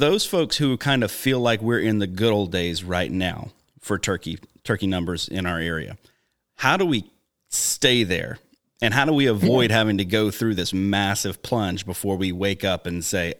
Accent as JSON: {"language": "English", "region": "far southern Alabama", "country": "United States", "tie": "born or raised there", "also_born_or_lived": "Baton Rouge, Louisiana", "moved": "yes", "lives_now": "Wisconsin, United States", "said": "I grew up in Alabama. It was a big deal for us to see a turkey where I was in far southern Alabama."}